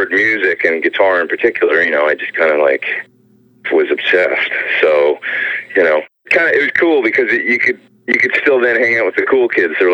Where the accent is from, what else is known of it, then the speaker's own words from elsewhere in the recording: Edmonton, Alberta, Canada; moved away as an adult; also born or lived in Los Angeles; Edmonton. Edmonton. So, um, yeah, Alberta. Yeah, so I was uh, I grew up there, you know, until I was uh, I guess nineteen, and that's when I came to LA and went to MI.